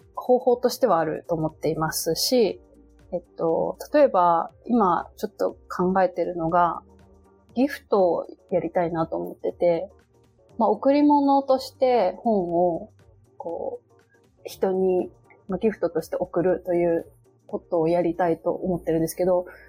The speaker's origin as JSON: {"language": "Japanese", "town": "Kawasaki", "region": "Kanagawa", "country": "Japan", "tie": "born or raised there", "also_born_or_lived": "Tokyo", "moved": "as an adult", "lives_now": "Mima, Japan", "said": "私もあの、お隣の川崎出身"}